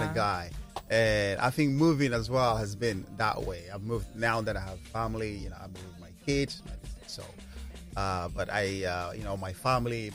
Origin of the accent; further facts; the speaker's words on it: Jos, Plateau, Nigeria; moved away; I'm born in Jos. I grew up in Jos.